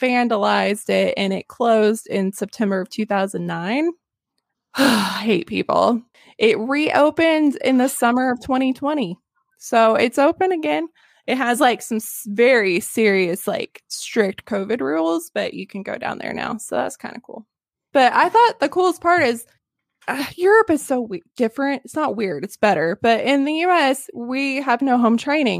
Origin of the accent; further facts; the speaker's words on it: Arkansas, United States; I'm from Arkansas